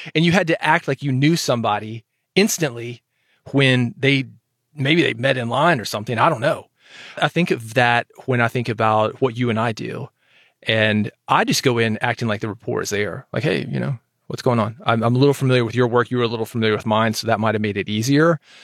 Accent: Nashville, Tennessee, United States; moved away as an adult; growing up in Nashville

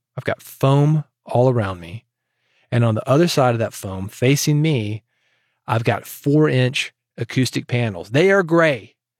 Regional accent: Nashville, Tennessee, United States; I was born in Nashville

